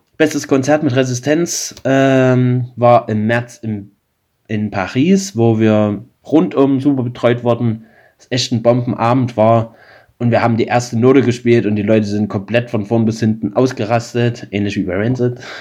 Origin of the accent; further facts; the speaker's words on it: Limbach-Oberfrohna, Saxony, Germany; meiner Heimatstadt Limbach-Oberfrohna